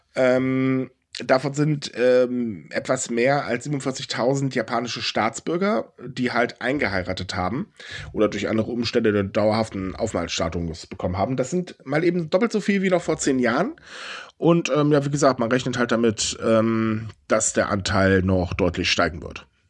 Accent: Germany; wir sind Deutsche

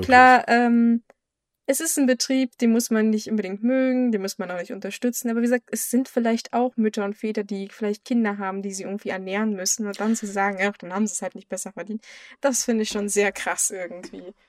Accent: Germany; bei uns in Deutschland

